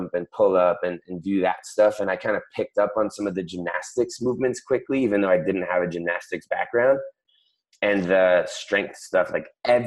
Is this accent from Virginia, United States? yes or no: no; Miami, Florida, United States; I am from Miami, Florida, and I am a CrossFit Games athlete